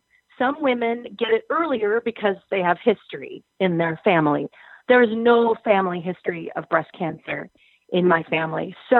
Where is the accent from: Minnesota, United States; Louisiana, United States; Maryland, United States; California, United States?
Minnesota, United States; Brooklyn Center; I was born in Brooklyn Center. I'm a northern suburban girl.